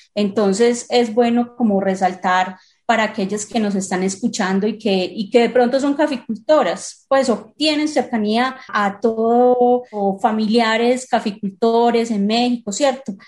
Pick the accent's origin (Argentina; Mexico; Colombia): Colombia; now in Medellín, Colombia; como país productor